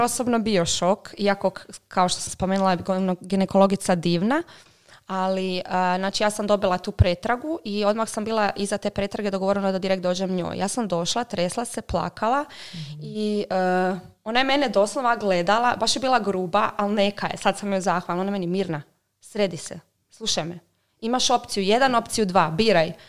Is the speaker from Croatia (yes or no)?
yes; Croatia; kod nas u Hrvatskoj